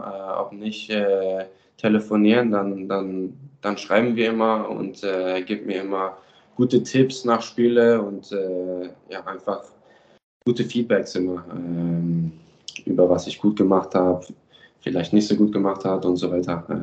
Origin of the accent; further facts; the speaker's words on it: Germany; also born or lived in Sweden / Norway; ich bin in Deutschland aufgewachsen